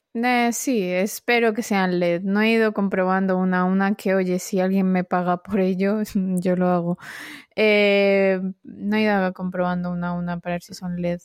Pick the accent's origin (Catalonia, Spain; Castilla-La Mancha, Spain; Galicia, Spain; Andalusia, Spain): Andalusia, Spain; Marbella; Marbella es que no. que es donde crecí yo